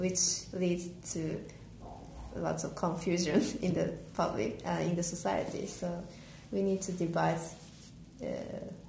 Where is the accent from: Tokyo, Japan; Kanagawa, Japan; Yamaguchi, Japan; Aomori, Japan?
Yamaguchi, Japan; my hometown, Yamaguchi